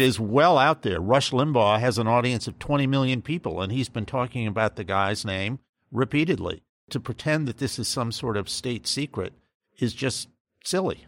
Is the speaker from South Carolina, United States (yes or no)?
no; Massachusetts, United States; moved away; I grew up in Massachusetts